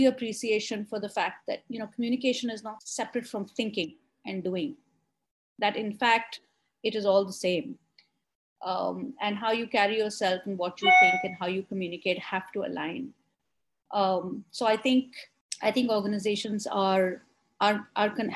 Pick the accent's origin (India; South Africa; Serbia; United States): India; Delhi; I grew up here in Delhi